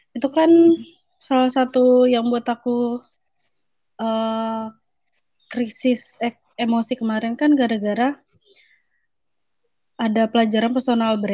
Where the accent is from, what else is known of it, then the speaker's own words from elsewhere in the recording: Java, Indonesia; Enggak, soalnya ya aku kan Jawa. Jadi aku tuh dipanggilnya Mbak